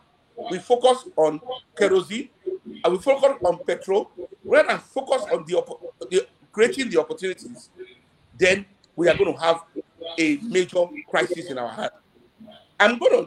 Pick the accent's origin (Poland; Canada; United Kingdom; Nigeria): Nigeria; also born or lived in Europe; having come back to Nigeria, having spent 14 years in Europe